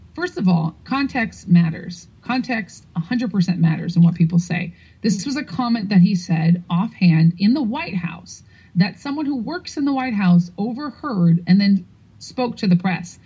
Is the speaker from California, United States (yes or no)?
no; New York City, New York, United States; I'm from New York City